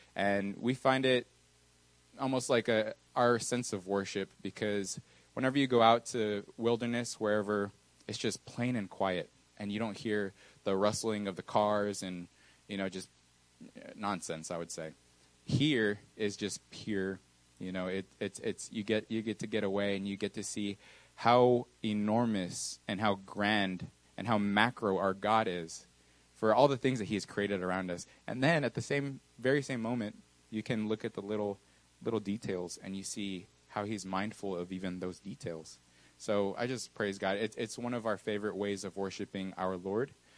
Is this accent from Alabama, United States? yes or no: no; Texas, United States; also born or lived in New Mexico / Mexico; I wasn't originally born in Texas. I was born in New Mexico, moved to Mexico for a little while, probably five or six years. And then I came to this beautiful, I would say, country called Texas